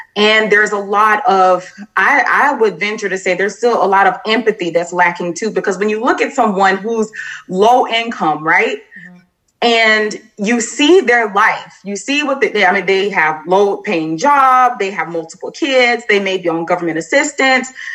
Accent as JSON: {"language": "English", "region": "Florida", "country": "United States", "moved": "as an adult", "lives_now": "Clarksville, United States", "said": "am originally from Florida, but once I joined the military, I just kind of traveled around and decided to settle here in uh, Clarksville, Tennessee"}